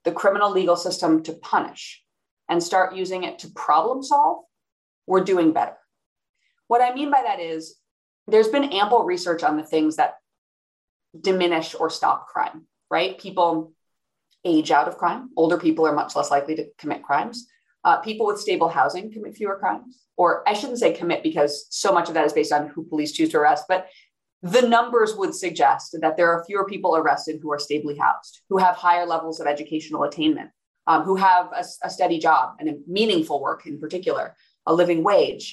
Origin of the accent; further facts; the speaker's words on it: Iowa City, Iowa, United States; moved away; also born or lived in California / New York; my hometown of Iowa City, Iowa.